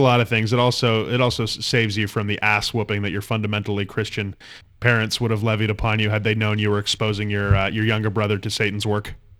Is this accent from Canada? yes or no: yes; Canada